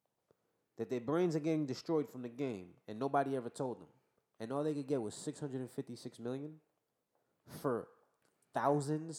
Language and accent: English; New York, United States; I'm from New York